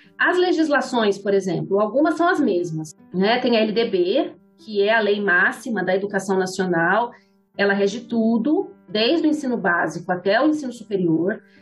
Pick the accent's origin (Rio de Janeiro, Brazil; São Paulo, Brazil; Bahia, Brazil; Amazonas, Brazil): São Paulo, Brazil; Ribeirão Preto; Sou da capital, nasci em São Paulo, mas eu vim para Ribeirão, eu era criança